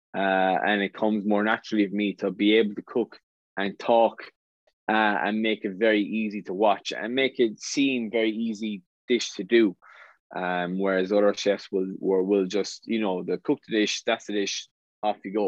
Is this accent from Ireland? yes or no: yes; West Limerick, Munster, Ireland; I'm from West Limerick, went to school at West Limerick